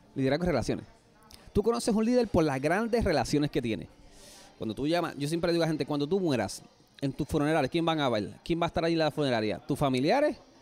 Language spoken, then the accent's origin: Spanish; Puerto Rico; una historia yo creo que típica como cualquier puertorriqueño